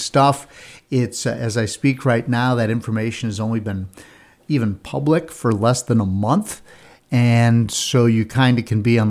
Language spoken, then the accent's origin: English; United States; now in Virginia, United States; I grew up in the East and the Adirondack Mountains, the Green Mountains of Vermont. I live in the Appalachian Mountains in Virginia and have for 3 decades